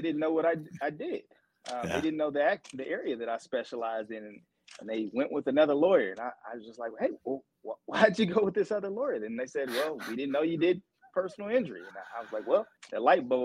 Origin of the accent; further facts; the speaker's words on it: Atlanta, Georgia, United States; also born or lived in Alabama / St. Louis, Missouri; Born and raised in Atlanta, Georgia